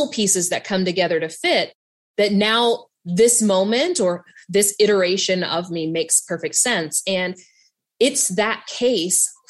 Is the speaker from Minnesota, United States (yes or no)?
no; Southern West Virginia, United States; I grew up mixed race in Southern West Virginia